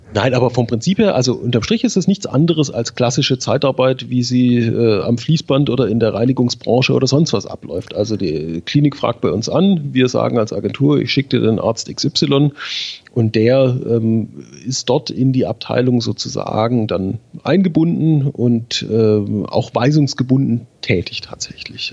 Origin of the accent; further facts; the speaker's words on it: Schwäbisch Hall, Baden-Württemberg, Germany; In Schwäbisch Hall beim DRK. Das ist meine Heimat